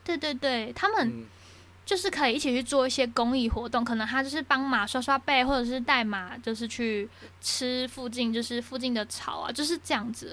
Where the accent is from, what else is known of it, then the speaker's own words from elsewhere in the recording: Taiwan; 我们台湾人